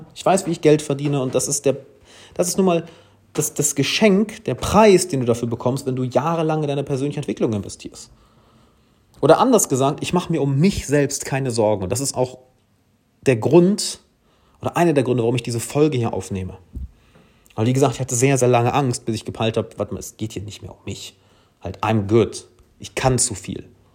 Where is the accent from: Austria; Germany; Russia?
Germany; ich als Deutscher